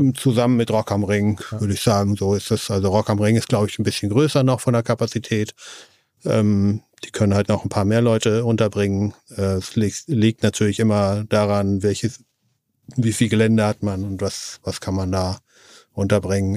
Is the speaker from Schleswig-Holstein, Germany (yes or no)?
no; East Frisia, Lower Saxony, Germany; moved away as an adult; now in Hamburg, Germany; in Ostfriesland, ja, ja, wo ich im Prinzip her, wo ich herkomme